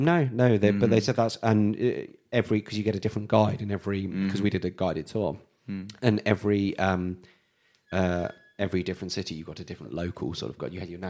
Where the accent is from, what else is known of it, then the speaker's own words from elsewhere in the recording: United Kingdom; especially being British.